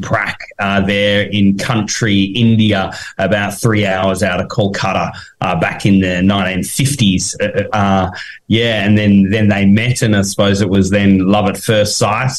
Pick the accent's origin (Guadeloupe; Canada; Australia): Australia; Tasmania; we're from Tasmania